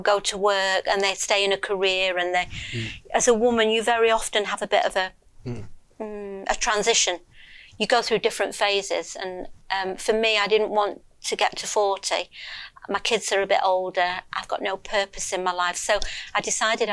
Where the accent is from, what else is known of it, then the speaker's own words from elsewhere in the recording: Lancashire, North West England, United Kingdom; I was born in Lancashire. Yeah. And I've lived there all my life. So, yeah, just a northern girl